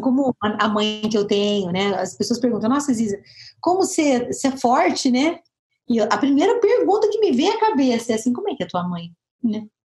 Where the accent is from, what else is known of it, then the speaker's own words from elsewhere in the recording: Moreira Sales, Paraná, Brazil; also born or lived in Curitiba, Brazil; now in São José dos Campos, Brazil; sou paranaense, eu sou de Moreira Salles, interiorzaço do Paraná.